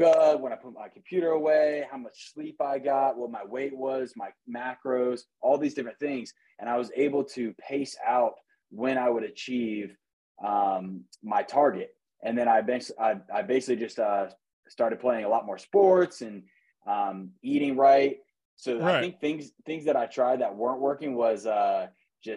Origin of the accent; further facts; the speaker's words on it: Jacksonville Beach, Florida, United States; I was born and raised in Jacksonville Beach, Florida